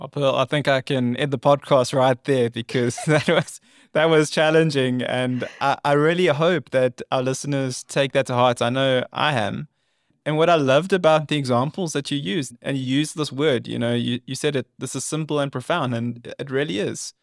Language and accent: English; South Africa; my home country